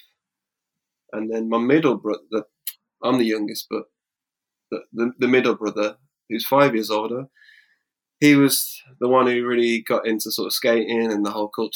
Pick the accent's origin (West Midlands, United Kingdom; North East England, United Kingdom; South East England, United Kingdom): West Midlands, United Kingdom; Wolverhampton; now in London, United Kingdom; I'm from Wolverhampton